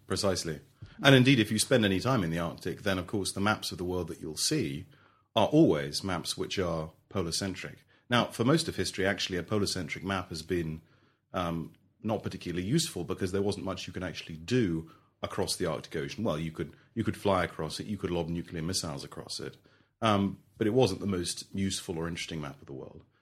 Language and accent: English; London, United Kingdom; also born or lived in Melbourne, Australia; I grew up in London